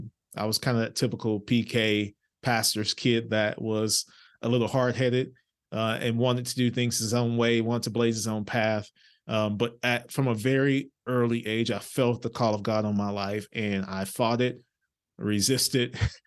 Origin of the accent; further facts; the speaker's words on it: Orange, Texas, United States; I'm from a small town in East Texas by the name of Orange, Texas. If you're driving on I-10, it's the last town in Texas before you cross over into Louisiana. Gotcha. So very small town, humble beginnings.